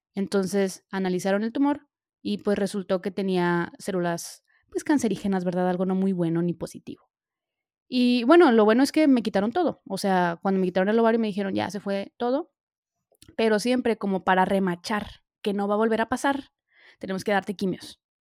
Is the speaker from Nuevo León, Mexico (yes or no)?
yes; Monterrey, Nuevo León, Mexico; now in Milan, Italy; soy de México, bueno, ya saben, soy de Monterrey, pero pues vivo ahorita en Milán